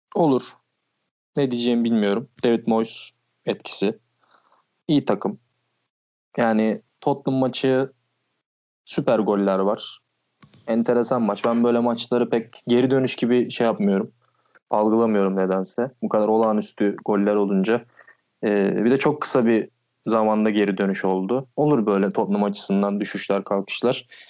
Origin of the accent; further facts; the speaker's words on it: Balıkesir, Turkey; moved away as an adult; now in Istanbul, Turkey; ben Balıkesirliyim.